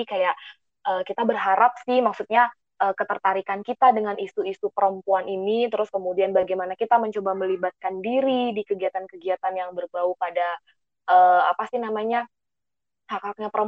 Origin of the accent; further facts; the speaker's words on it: Kalimantan, Indonesia; Aku di divisi pendidikan. Aku asalnya dari Kalimantan